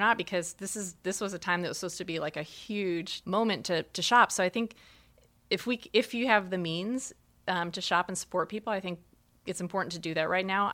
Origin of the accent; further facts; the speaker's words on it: Arizona, United States; moved away; growing up in Arizona